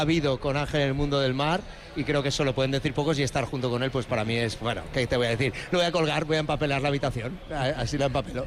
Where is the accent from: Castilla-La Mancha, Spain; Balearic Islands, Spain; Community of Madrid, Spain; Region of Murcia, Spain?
Balearic Islands, Spain; Mallorca; also born or lived in Valencia; yo como valenciano pero criado en Mallorca